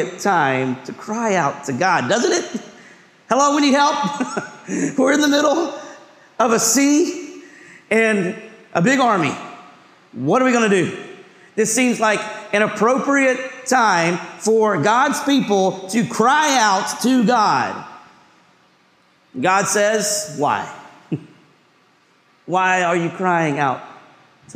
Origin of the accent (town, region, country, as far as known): Hendersonville, United States; born or raised there; now in New York City, United States